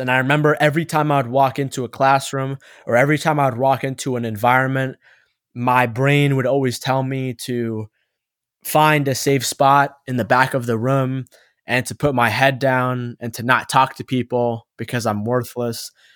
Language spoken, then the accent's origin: English; East Coast of the United States, United States; also born or lived in Egypt (ancestry); I was born on the East Coast of the United States.